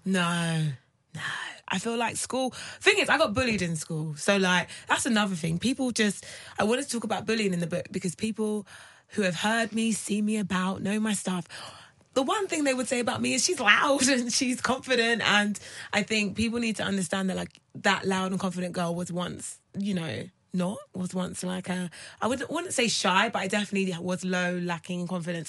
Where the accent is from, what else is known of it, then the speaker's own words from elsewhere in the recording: United Kingdom; I'm British.